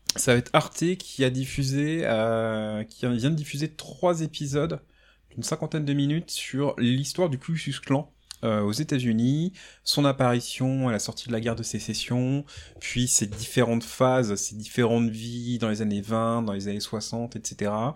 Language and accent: French; France; en tant que Français, ça me fait jubiler